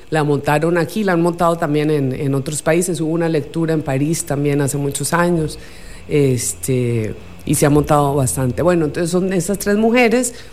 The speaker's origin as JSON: {"language": "Spanish", "country": "Costa Rica", "tie": "born or raised there", "also_born_or_lived": "Buenos Aires, Argentina / Colombia"}